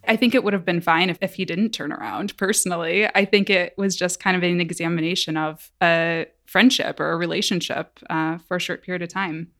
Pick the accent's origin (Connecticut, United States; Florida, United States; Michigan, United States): Michigan, United States; moved away; I'm from Michigan. I had never traveled really outside of Michigan at that point in my life.